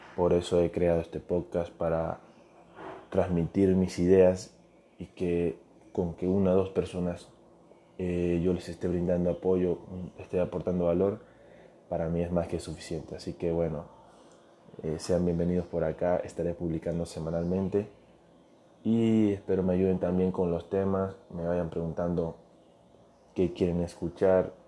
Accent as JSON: {"language": "Spanish", "country": "Venezuela", "moved": "yes", "lives_now": "Ecuador", "said": "Yo soy venezolano, soy futbolista. Actualmente vivo en Ecuador, soy inmigrante"}